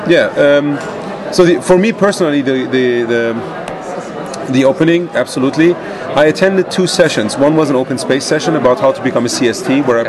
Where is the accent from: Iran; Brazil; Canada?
Iran; moved away; I'm originally from Iran